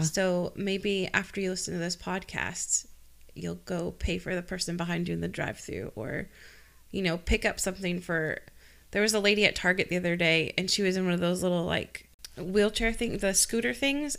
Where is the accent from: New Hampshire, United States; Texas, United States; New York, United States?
New Hampshire, United States; Rindge; Ringe, New Hampshire. I, R, K, Ringe, R I N D G E, New Hampshire